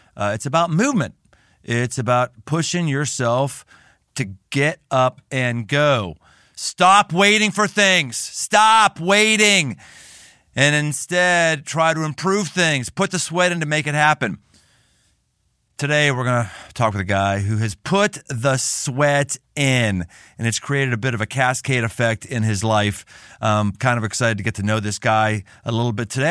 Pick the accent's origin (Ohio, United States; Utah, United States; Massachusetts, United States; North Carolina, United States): Ohio, United States; Cincinnati; my hometown in Cincinnati